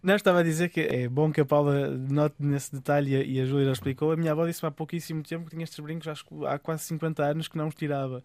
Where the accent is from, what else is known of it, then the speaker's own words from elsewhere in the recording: Amarante, Porto District, Portugal; accent: Amarante; moved away as an adult; now in Brussels, Belgium; continuo a ter uma boa pronúncia amarantina